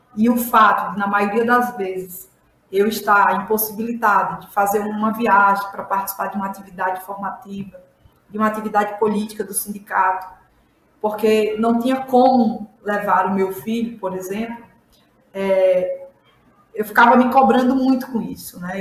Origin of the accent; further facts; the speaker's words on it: Ouro Branco, Alagoas, Brazil; Eu sou sertaneja, sou do estado de Alagoas, da região semiárida, um município chamado Ouro Branco Alagoas